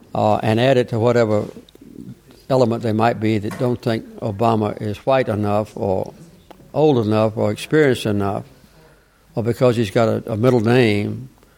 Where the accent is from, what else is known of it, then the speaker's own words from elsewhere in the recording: Plains, Georgia, United States; He carried my hometown, the Plains.